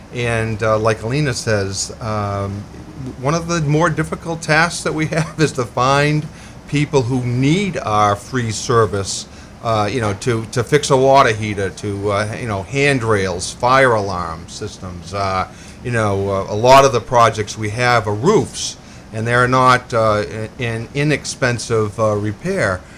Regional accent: Lewiston, Maine, United States; also born or lived in Colorado / Massachusetts; I was born here in Lewiston

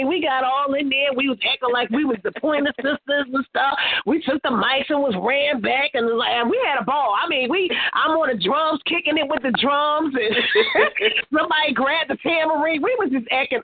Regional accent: Philadelphia, Pennsylvania, United States; born or raised there

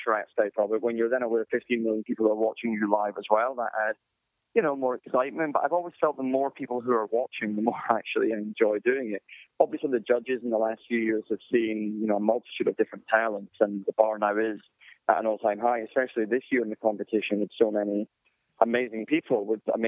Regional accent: United Kingdom; being a Brit myself

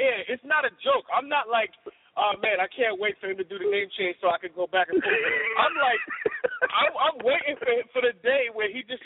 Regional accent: New York City, New York, United States; I grew up in the South Bronx, but then I moved to the Northeast Bronx

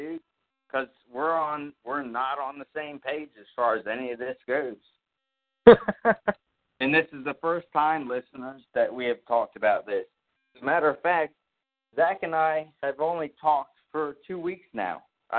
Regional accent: the South, Deep South, United States; even as a Southerner.

